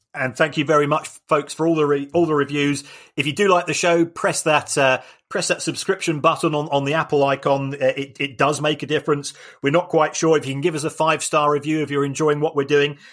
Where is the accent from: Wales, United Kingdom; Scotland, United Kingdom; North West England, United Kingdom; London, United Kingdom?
London, United Kingdom; as somebody that was born in the Elephant and Castle